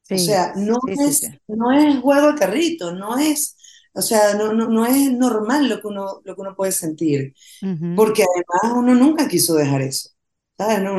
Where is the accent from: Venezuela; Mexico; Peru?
Venezuela; estrenemos esto el día de mi cumpleaños número 50 en Venezuela, por Cristo, pasar mi cumpleaños en mi país